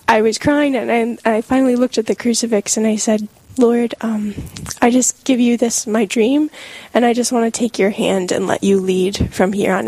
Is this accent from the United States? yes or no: yes; Sioux Falls, South Dakota, United States; moved away as an adult; now in Pennsylvania, United States; I grew up in Sioux Falls